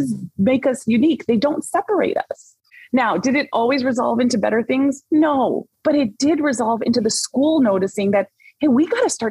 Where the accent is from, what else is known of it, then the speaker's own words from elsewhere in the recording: Orange County, Southern California, United States; I grew up in Orange County, but I'm also born and raised Southern Californian girl